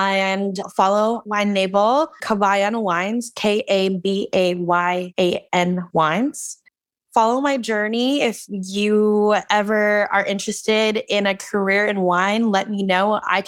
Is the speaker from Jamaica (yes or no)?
no; Philippines; because I'm Filipino and we're diabetics.